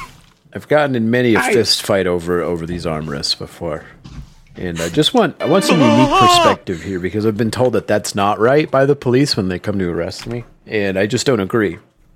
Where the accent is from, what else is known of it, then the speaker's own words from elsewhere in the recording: Louisiana, United States; Nowhere, Louisiana. My hometown, in fact. It's been a long time since I've been back to nowhere.